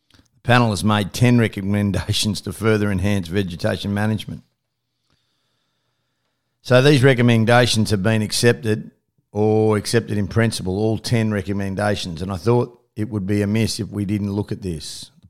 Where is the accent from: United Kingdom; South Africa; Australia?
Australia; but as an Australian, I'm disappointed that we even had to go down this road